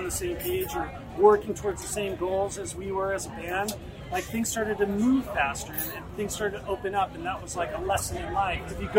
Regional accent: Southern California, United States; we're not from Jamaica. We grew up in Southern California

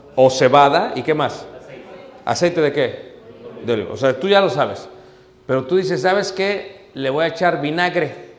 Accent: Mexico; como mexicanos

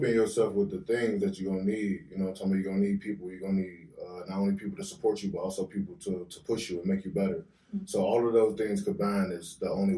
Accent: Chicago, Illinois, United States; I'm from the West Side

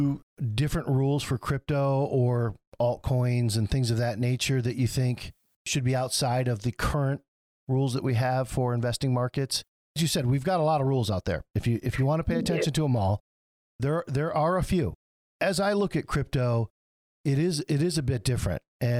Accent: Michigan, United States; I'm from Michigan

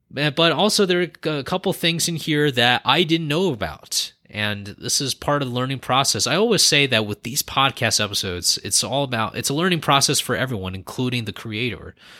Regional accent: California, United States; moved away as an adult; now in Northern Nevada, United States; I was born and raised in California

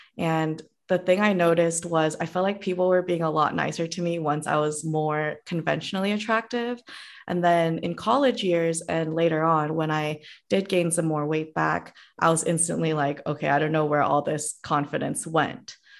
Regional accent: Cupertino, California, United States; moved away as an adult; also born or lived in Korea / San Diego; the specific city I grew up is in Cupertino

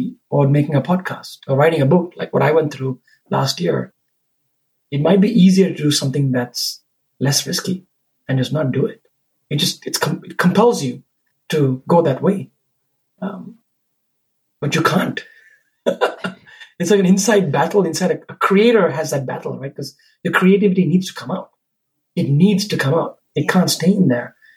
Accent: Sri Lanka; moved away; when I grew up in Sri Lanka, the culture that I grew up

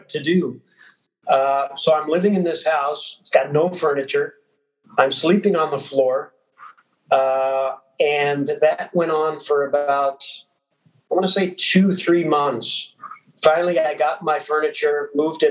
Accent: Inglewood, California, United States; moved away as an adult; also born or lived in Flint, Michigan; I'm growing up in Inglewood, Los Angeles, California.

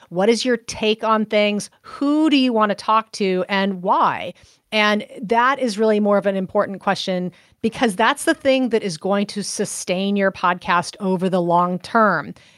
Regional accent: Central Coast, California, United States; now in Baton Rouge, United States; Central Coast, so almost halfway between Los Angeles and San Francisco on the coast

